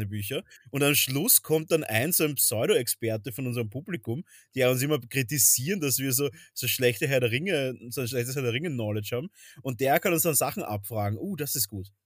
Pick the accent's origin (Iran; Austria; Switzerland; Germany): Austria; Vienna; bei uns in Wien